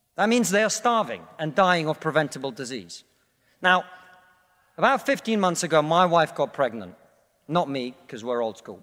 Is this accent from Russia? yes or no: yes; Russia; now in United Kingdom